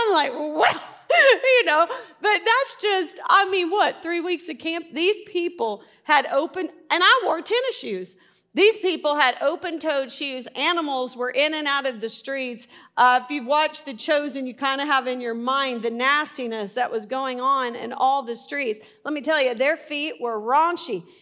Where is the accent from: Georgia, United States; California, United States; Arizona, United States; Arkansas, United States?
Arkansas, United States; I'm from Arkansas